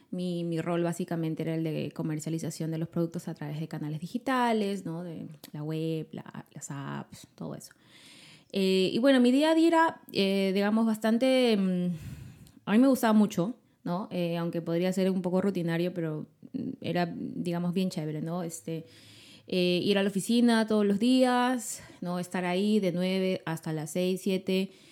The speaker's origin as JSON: {"language": "Spanish", "region": "Lima", "country": "Peru", "said": "soy de Lima y yo vivo con mi esposo y mi hijita Almendra"}